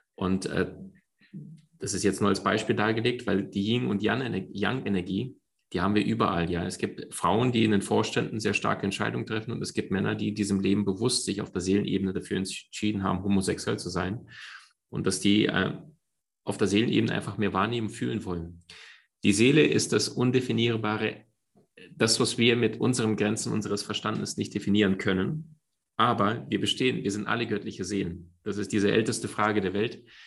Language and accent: German; Crimea, Ukraine; moved away; Meine Mom und ich, wir sind in der Ukraine aufgewachsen. Das war ähm, auf der Halbinsel Krim